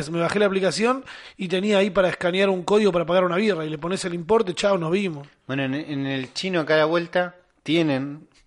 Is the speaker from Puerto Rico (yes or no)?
no; Argentina; Yo no pago. Yo soy argentino, hermano.